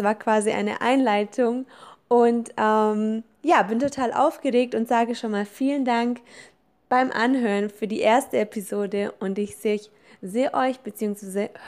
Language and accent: German; Kaufbeuren, Bavaria, Germany; born there; ich bin Deutsch-Italienerin, geboren in Deutschland, im süßen kleinen Allgäu in Kaufbeuren, um ganz genau zu sein.